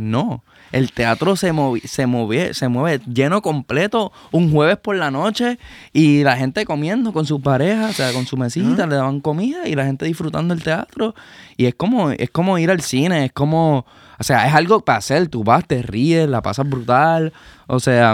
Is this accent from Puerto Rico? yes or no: yes; Puerto Rico; como puertorriqueño